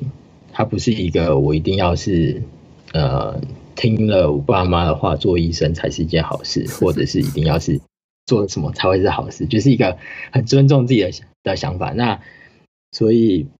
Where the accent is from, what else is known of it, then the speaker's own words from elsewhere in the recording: New Zealand; 我真的是很幸运可以在这个环境下长大，因为在纽西兰的话，它的环境就是一个，这就是一个 normal 的 situation